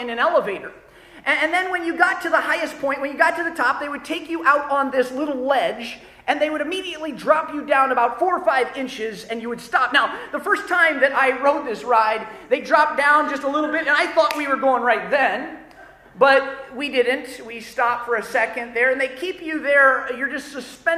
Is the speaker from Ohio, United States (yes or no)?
yes; Ohio, United States; moved away; when I was growing up in Ohio, our family, we lived about an hour and a half away from Cedar Point